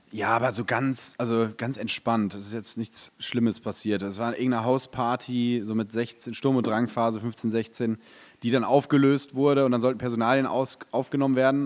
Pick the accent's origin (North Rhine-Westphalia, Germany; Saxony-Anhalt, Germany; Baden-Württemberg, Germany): North Rhine-Westphalia, Germany; Detmold; ich bin in Detmold groß geworden